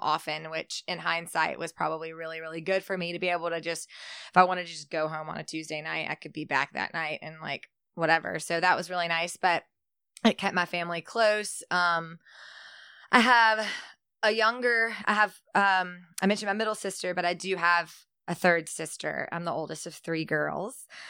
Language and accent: English; Shreveport, Louisiana, United States; I was born also born in Shreveport.